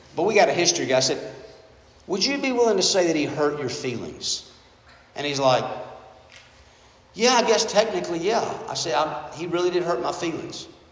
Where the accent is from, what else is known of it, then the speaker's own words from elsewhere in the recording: United States; being an American.